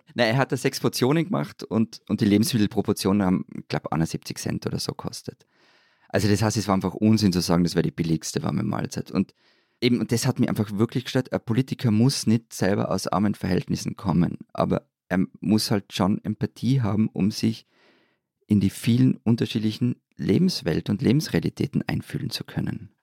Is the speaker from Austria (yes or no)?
yes; Austria; bei uns in Österreich